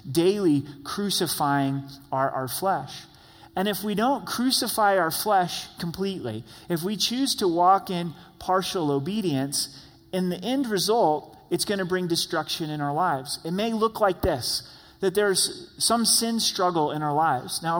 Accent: Ireland; People know me to be angry. I'm Irish. Go Irish, right? and we're known for our tempers

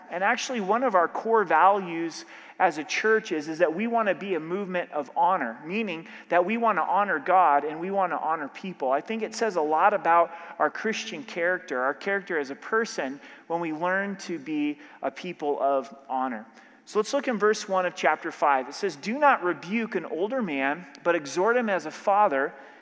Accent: Oregon, United States; now in Colorado, United States; growing up in Oregon

